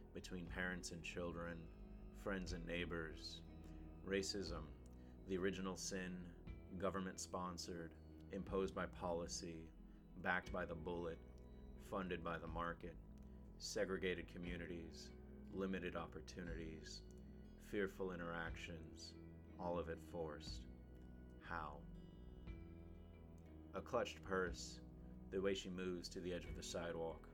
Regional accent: El Paso, Texas, United States; my hometown of El Paso, Texas

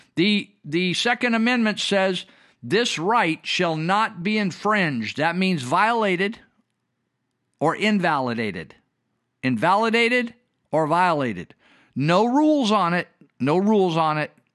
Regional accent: United States; I'm an American. I am not a Russian

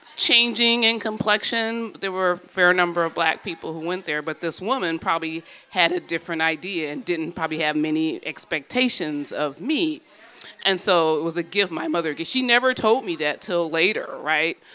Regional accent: Detroit, Michigan, United States; I'm from Detroit, and uh, growing up, I'd always done well in school

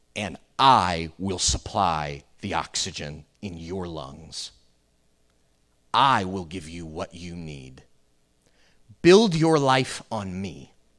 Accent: Florida, United States; I grew up here in Florida

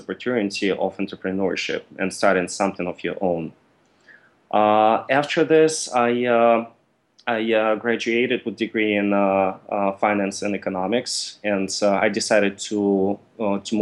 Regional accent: Russia; also born or lived in Mississippi, United States; now in United States; originally, I'm from Russia, and I came to the U.S. in 2005 for school.

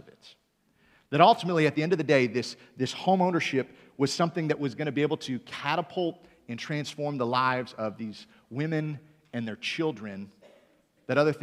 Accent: Michigan, United States; moved away; also born or lived in Greenville, Michigan; I'm from Michigan originally

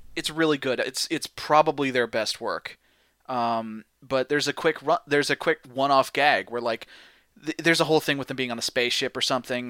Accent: St. Louis, Missouri, United States; I'm from Saint Louis

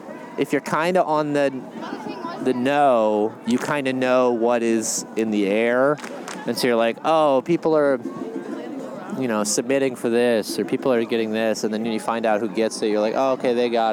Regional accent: Connecticut, United States; born there; I was born in Connecticut

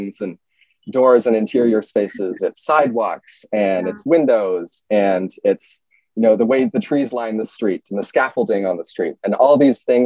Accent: Bay Area, California, United States; moved away as an adult; now in New York, United States; I'm from California, from the Bay Area

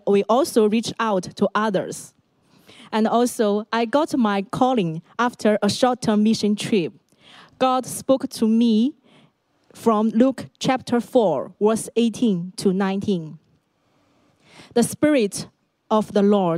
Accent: Shandong, China; English is a second language; moved away as an adult; now in Hong Kong; my hometown is in Shandong, a province in northern China.

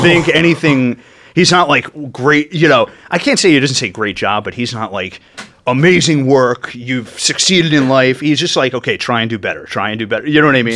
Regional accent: Yorktown Heights, New York, United States; where I grew up in Yorktown Heights in northern Westchester

